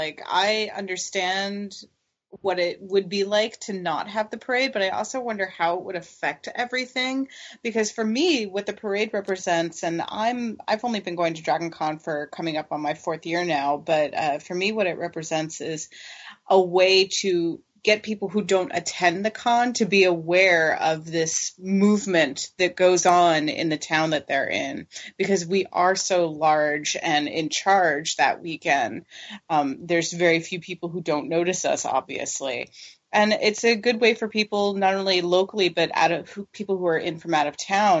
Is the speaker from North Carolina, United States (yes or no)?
no; Florida, United States; I'm from Florida.